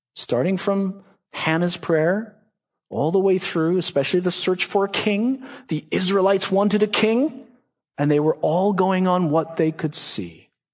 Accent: Boston, Massachusetts, United States; I'm from Boston

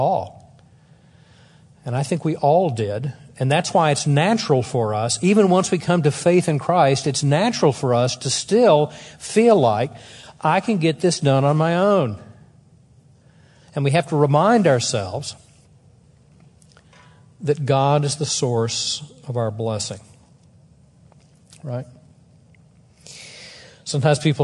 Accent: the South, United States; I'm from the South

